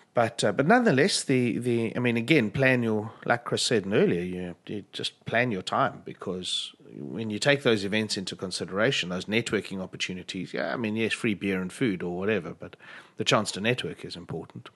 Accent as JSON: {"language": "English", "country": "South Africa", "said": "speaking as a South African"}